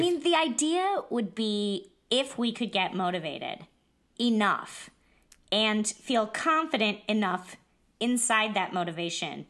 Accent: Iowa, United States; I'm from Iowa

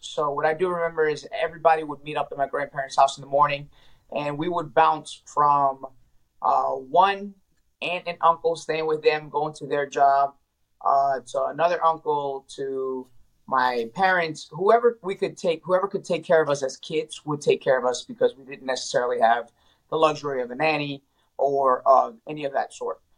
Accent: New Orleans, Louisiana, United States; moved away as an adult; also born or lived in Ecuador; now in Washington, D.C., United States; I'm from South America, Ecuador. I was born there. I came to the States uh, as a kid. I was three, four years old when I came to the States. Uh, I came, I moved, we moved to New Orleans.

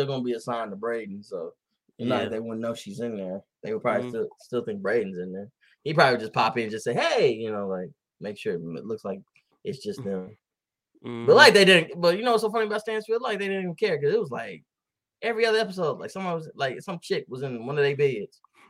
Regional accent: the South, United States; I grew up in the South. I raised in the South, but I didn't know.

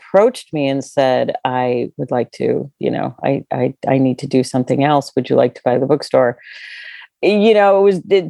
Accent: Northern California, United States; also born or lived in Torrance, California; I am a Northern California girl, born in Southern California, grew up in Northern California, but my whole family is from Chicago.

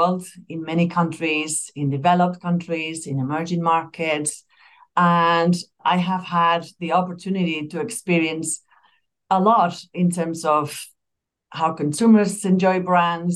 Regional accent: Spain; moved away as an adult; also born or lived in Madrid; I'm originally from Spain. I come from a smaller town in Spain

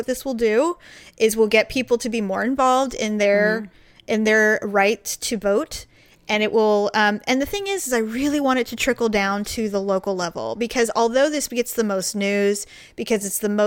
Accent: United States; I'm an American

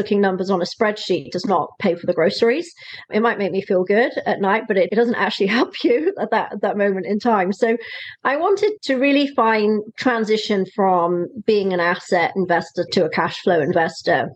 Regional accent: Wales, United Kingdom; moved away as an adult; also born or lived in South East England; now in California, United States; I'm from the UK originally. I'm a Welsh girl. I've lived in California now for 14 years

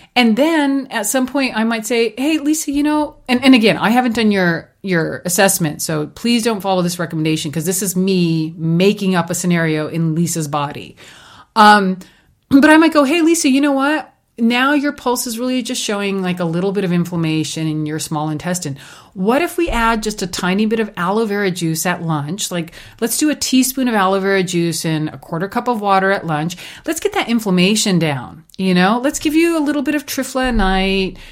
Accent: India; moved away; growing up in India, we had a sugarcane, um, farm

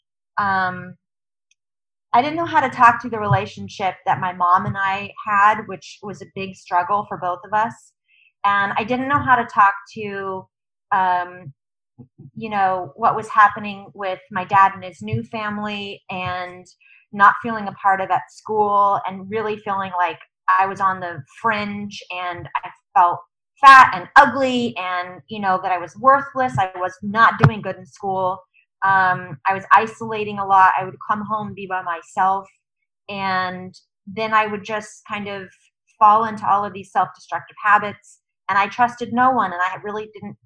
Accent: San Diego, California, United States; I grew up in San Diego, only child

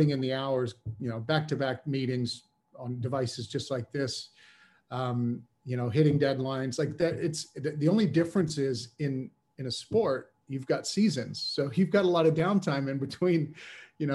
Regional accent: United States; moved away as an adult; now in United Kingdom; I'm an American coming into the UK

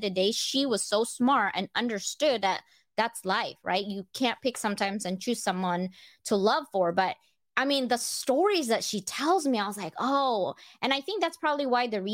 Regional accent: Philippines; moved away; I grew up in the Philippines.

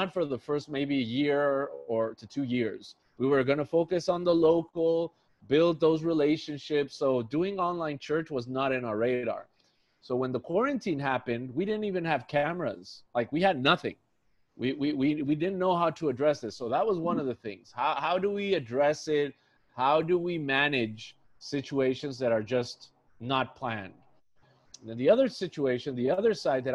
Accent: Tijuana, Baja California, Mexico; now in San Diego, United States; I grew up in Mexico. I grew up in Tijuana, Mexico.

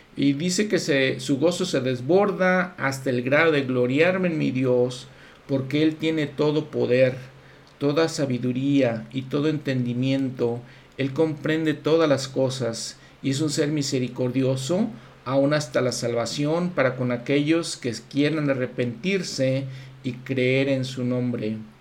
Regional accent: Mexico; yo siendo mexicano

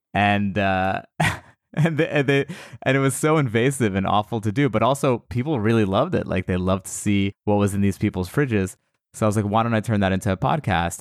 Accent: United States; I was born in America, but my my family is all from Iran

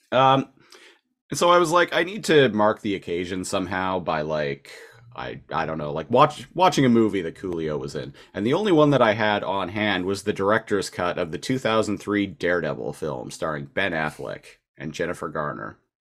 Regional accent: Nanaimo, British Columbia, Canada; moved away as an adult; also born or lived in Victoria, British Columbia; Nanaimo, British Columbia, which is actually my hometown, no longer living in Victoria, which is where I'd been living for the past eight years

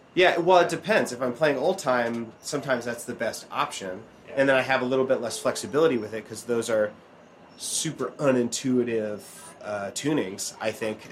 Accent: Oregon, United States; I grew up in Oregon

